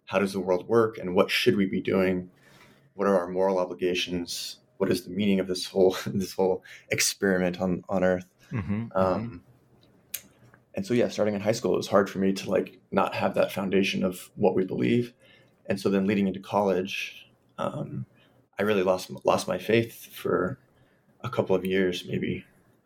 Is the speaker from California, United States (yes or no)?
yes; Pasadena, California, United States; also born or lived in Los Angeles; So I'm from Los Angeles. I grew up in Pasadena, California